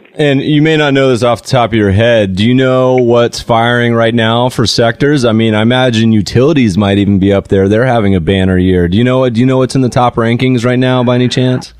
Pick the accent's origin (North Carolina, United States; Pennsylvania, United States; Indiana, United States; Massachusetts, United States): North Carolina, United States; now in Los Angeles, United States; I grew up partially in North Carolina